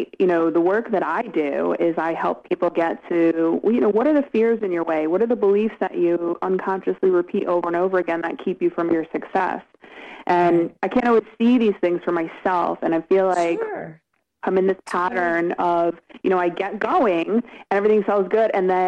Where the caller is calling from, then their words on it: Connecticut, United States; Yeah, no, I'm in Connecticut right now.